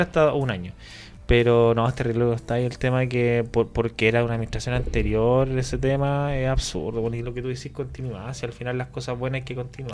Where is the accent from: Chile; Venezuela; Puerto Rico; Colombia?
Chile; now in Spain; somos todos chilenos